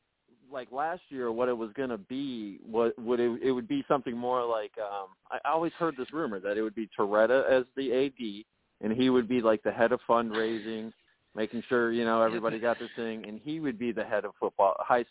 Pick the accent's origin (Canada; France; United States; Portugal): United States; Miami, Florida; moved away as an adult; now in Tallahassee, United States; Hey, I'm from Miami. I'm not from Tallahassee.